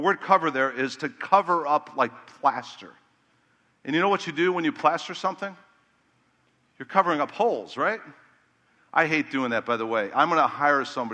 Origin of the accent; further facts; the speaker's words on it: Chicago, Illinois, United States; I was from Chicago where it's more cutthroat